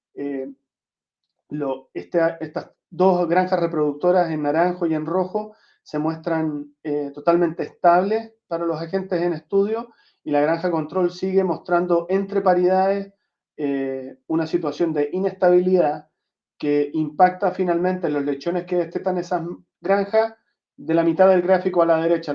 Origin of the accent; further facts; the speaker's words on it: Chile; moved away; also born or lived in Santiago / southern Chile; nacido en Chile. Crecí entre Santiago y el sur de Chile